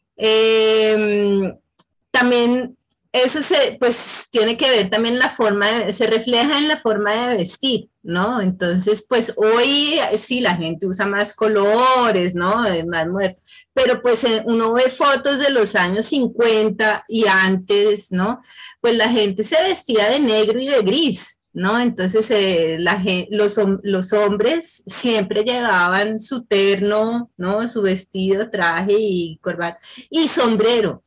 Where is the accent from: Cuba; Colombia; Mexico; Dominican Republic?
Colombia; Bogotá; moved away; Yo soy de Bogotá, yo soy bien de la capital